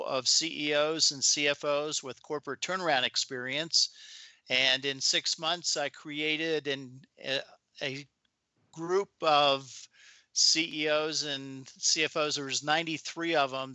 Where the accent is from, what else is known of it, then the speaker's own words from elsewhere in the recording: Maryland, United States; I grew up in Maryland.